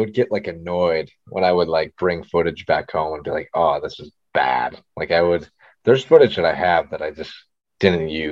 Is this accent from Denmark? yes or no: no; Niagara Falls, New York, United States; I'm from like Niagara Falls, US side around there.